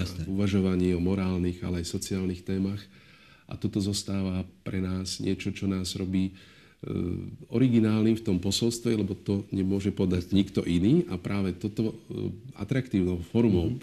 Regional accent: near Topoľčany, Nitra Region, Slovakia; moved away as an adult; also born or lived in Bratislava (Petržalka); now in Bratislava, Slovakia; to je moje rodisko pri Topolčane, ja som skrtoviec

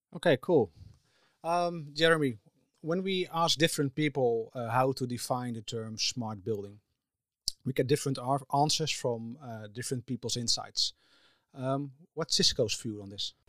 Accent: Netherlands; I'm from the Netherlands

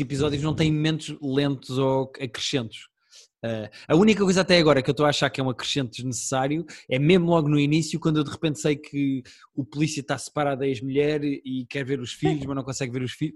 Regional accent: Portugal; Eu também sou português

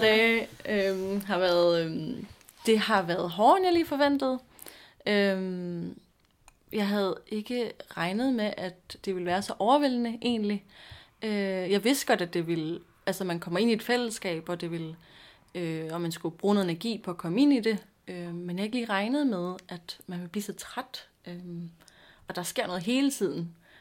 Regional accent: Nakskov, Zealand, Denmark; now in Copenhagen, Denmark; jeg er 23 år gammel. Øhm, og jeg kommer fra Nakskov på Lolland, øh, men bor også i København nu

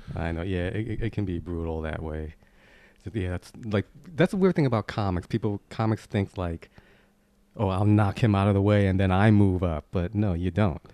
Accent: New York City, New York, United States; I grew up in Queens, New York

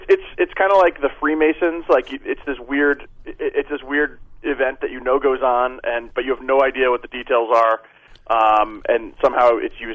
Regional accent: New England, United States; moved away as an adult; now in Nevada, United States; I'm from New England.

